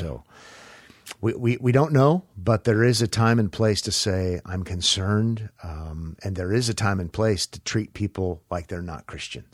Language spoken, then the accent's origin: English; United States; as an American